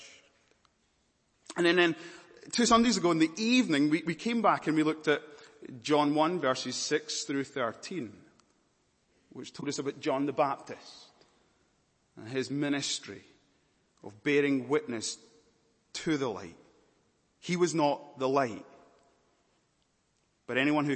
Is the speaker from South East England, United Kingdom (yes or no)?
no; Scotland, United Kingdom; also born or lived in Malawi; now in London, United Kingdom; I was born in Malawi, but I'm from Scotland. And I'm now living in London